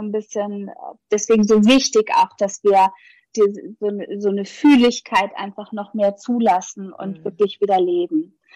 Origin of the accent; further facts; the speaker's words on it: Hamburg, Germany; ich komme ja aus Hamburg